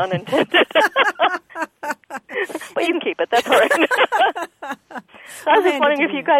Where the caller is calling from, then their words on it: Grayslake, Illinois, United States; I'm calling from Grays Lake.